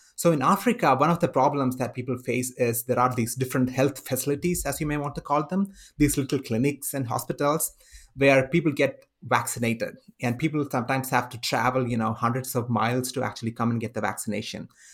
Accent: India; now in United States; I come from India

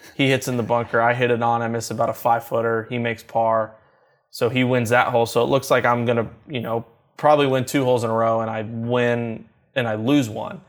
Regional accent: Louisville, Kentucky, United States; Growing up in Louisville, Kentucky

